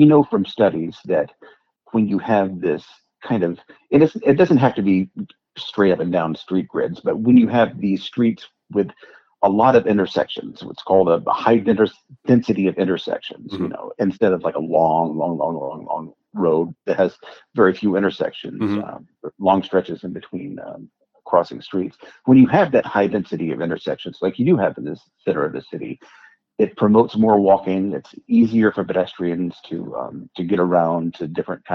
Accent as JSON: {"language": "English", "town": "Atlanta", "region": "Georgia", "country": "United States", "tie": "born or raised there", "said": "when I was growing up in Atlanta, I mean, in the 1980s"}